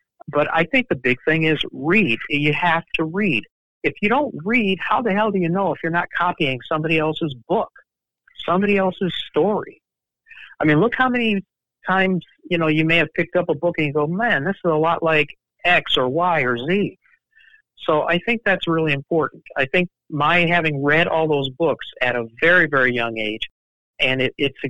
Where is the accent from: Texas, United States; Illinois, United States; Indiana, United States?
Illinois, United States; Chicago; I grew up in the University of Chicago neighborhood of Hyde Park